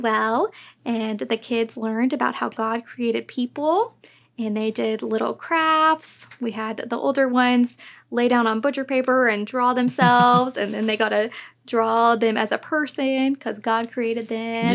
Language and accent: English; North Richland Hills, Texas, United States; I grew up in North Richland Hills, which was super fun, and I've loved the area